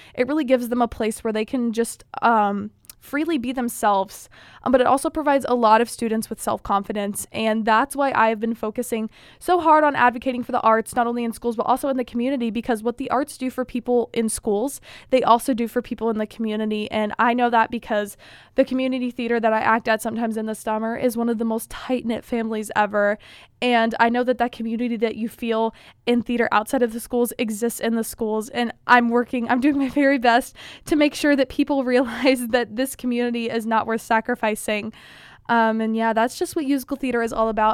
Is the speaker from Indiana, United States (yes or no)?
yes; Indiana, United States; my neighborhood has never had a Miss Indiana candidate